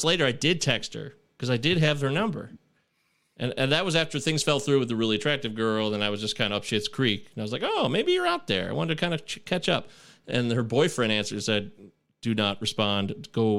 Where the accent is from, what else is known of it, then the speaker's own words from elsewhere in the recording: Michigan, United States; I'm from Michigan